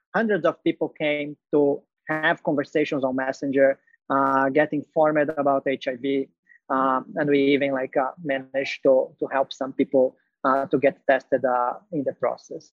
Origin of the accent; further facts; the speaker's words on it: Brazil; moved away as an adult; also born or lived in Dubai / Malaysia / Hong Kong / Singapore; I'm originally from Brazil.